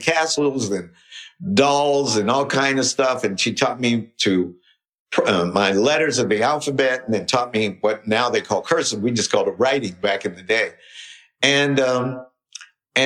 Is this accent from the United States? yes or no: yes; West Virginia, United States; I grew up in West Virginia